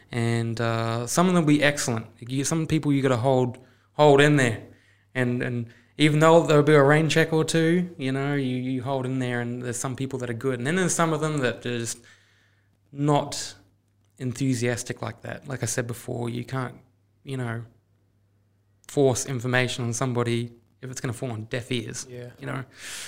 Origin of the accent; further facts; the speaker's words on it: New Zealand; It's like when I was growing up in New Zealand, I was riding motorbikes, and I'd just do little trips with my family